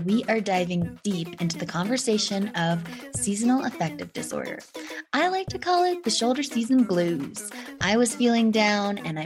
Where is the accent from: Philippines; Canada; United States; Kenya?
Canada; Whistler, British Columbia; I grew up in Whistler